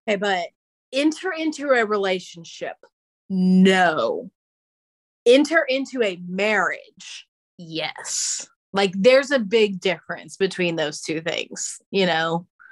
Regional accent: the South, United States; as a Southerner

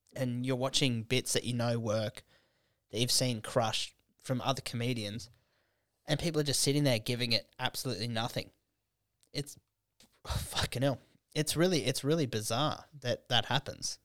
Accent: Canberra, Australian Capital Territory, Australia; moved away; Canberra, it's a f, like, that's my hometown

